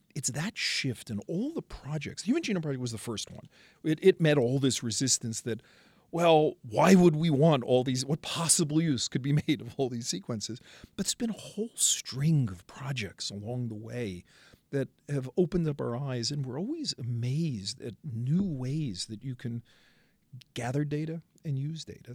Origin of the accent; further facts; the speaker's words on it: New York City, New York, United States; I come from Brooklyn.